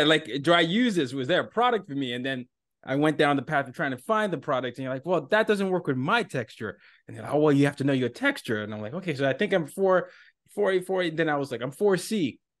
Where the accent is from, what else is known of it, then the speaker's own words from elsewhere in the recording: Nigeria; moved away; I'm from Nigeria